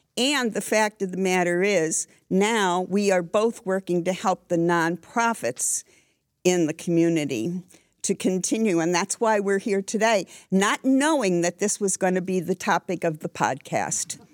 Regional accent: Scranton, Pennsylvania, United States; moved away as an adult; now in Danville, United States; I grew up in Scranton and moved to Danville

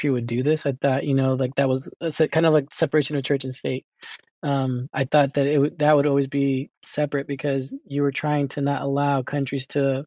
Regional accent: United States; I was born here in the United States

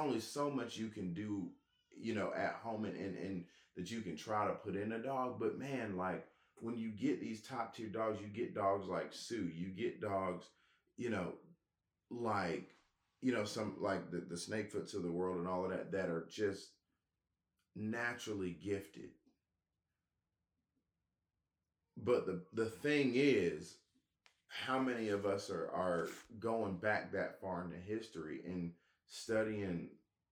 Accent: Georgia, United States; I'm from Georgia

